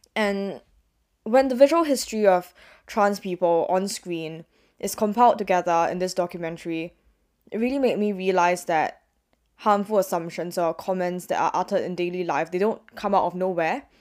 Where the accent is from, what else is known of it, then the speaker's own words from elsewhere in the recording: Singapore; moved away; as a Singaporean